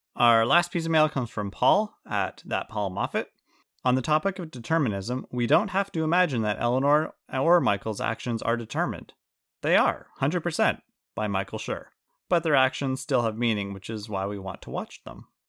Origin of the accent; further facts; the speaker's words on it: Canada; we're Canadian